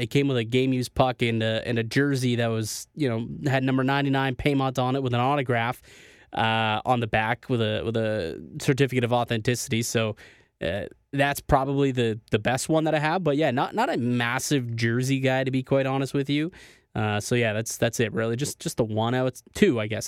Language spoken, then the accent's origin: English; Niagara Falls, Ontario, Canada; moved away as an adult; now in Toronto, Canada; I'm from Niagara Falls. Uh, that's where I'm, uh, you know, born and raised